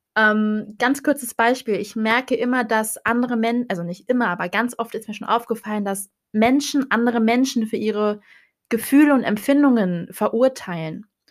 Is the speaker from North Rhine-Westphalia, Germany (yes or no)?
no; Hannover, Lower Saxony, Germany; ich komme aus Hannover, ich bin 22 Jahre jung